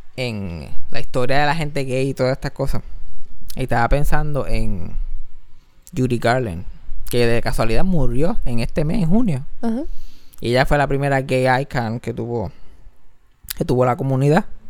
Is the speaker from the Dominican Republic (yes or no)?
no; Mayagüez, Puerto Rico; now in San Juan, Puerto Rico; como yo me crié en Mayagüe, me crié en el campo